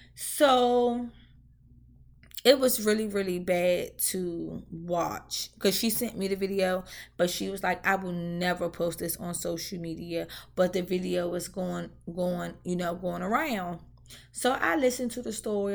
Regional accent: Washington, District of Columbia, United States; moved away; I'm from D C Ward eight to be exact

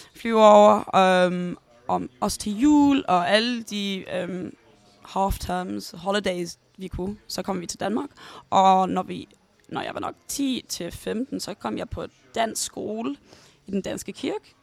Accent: London, United Kingdom; Danish is a second language; jeg boede i North London med min mor og min bror hele mit liv

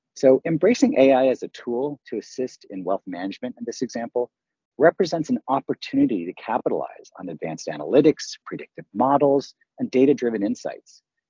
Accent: Canada; if people haven't figured out, I am Canadian raised. So Wayne Gretzky is very near and dear to my heart. I idolized him as a kid growing up.

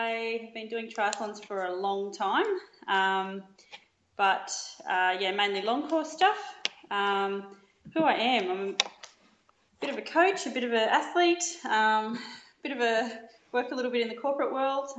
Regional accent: Yamba, New South Wales, Australia; moved away as an adult; also born or lived in Melbourne; My pop used to drive me over to Ballina to do my training. I was from Yamba, so it's about 1 hour 15.

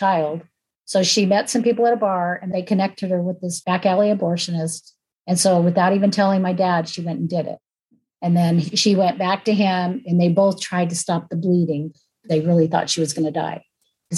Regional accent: California, United States; I was born in California

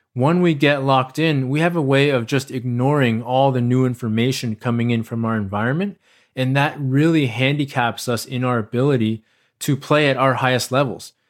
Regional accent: United States; accent: American; I'm a person of Asian descent who was born and raised in America

